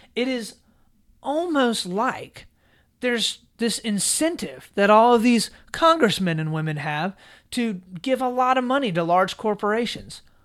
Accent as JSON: {"language": "English", "country": "United States"}